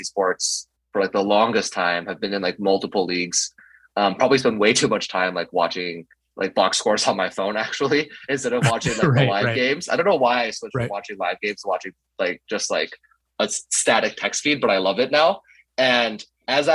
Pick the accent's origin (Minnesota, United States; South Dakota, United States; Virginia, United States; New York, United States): Minnesota, United States; I'm from Minnesota.